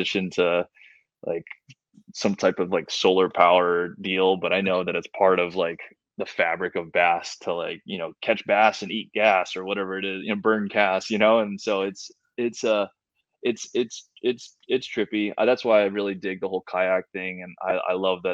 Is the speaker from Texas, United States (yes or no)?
no; Hawaii, United States; moved away; I grew up in Hawaii, and where we have our own culture and we have our own identity there